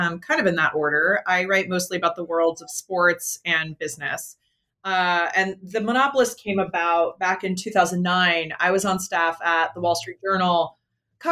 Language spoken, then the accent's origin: English; Oregon, United States; I grew up in Oregon